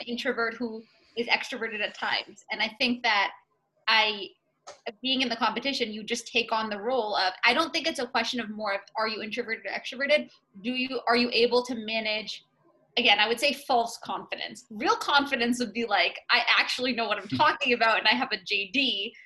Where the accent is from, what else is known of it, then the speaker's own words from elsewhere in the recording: Middleton, Massachusetts, United States; I'm from Middleton, Massachusetts originally, so the North Shore of mass. I've always been here